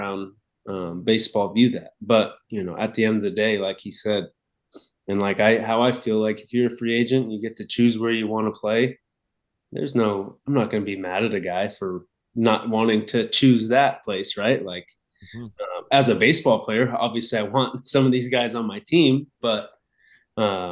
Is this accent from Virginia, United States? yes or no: no; Sacramento, California, United States; I'm from Sacramento or the Sacramento right. area